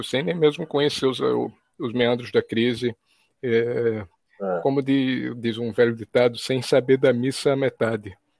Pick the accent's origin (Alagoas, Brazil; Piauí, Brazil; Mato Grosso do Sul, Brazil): Alagoas, Brazil; Maceió; natural de Alagoas, e falo de Alagoas, Maceió, Alagoas, capital do estado